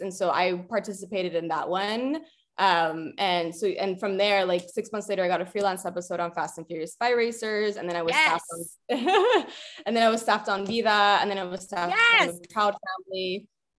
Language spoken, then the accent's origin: English; El Paso, Texas, United States; I'm from El Paso, Texas, which is on the border of Ciudad Juarez, Chihuahua, Mexico